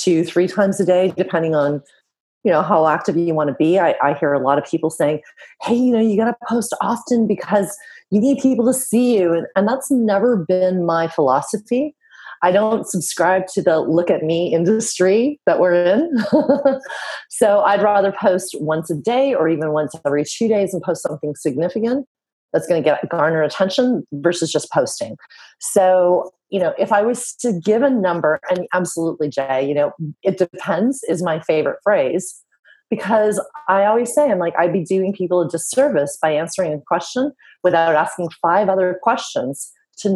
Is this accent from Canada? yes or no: yes; West Coast of Canada, Canada; moved away as an adult; now in Europe; I'm from the West Coast of Canada. I now live in Europe.